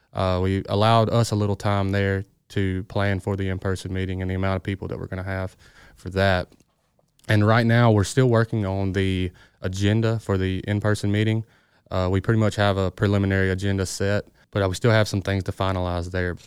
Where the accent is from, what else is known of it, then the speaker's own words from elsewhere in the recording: Greenville, Mississippi, United States; I'm from the Delta, so I grew up in Greenville.